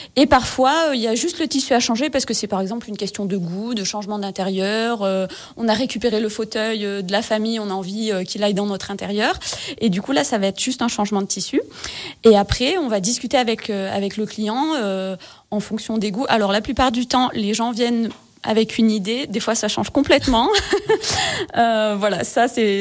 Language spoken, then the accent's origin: French; Gap, Provence-Alpes-Côte d'Azur, France; je suis originaire de Gap, dans les Hautes-Alpes